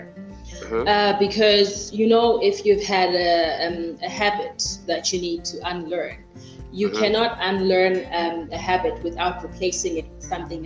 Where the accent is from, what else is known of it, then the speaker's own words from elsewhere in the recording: Mthatha, Eastern Cape, South Africa; I was born and bred in Mthatha